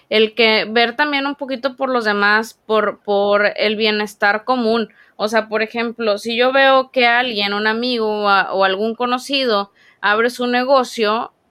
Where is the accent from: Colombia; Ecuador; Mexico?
Mexico; Dije, imagínate, si, como tú dices, somos mexicanos y tenemos cierta cultura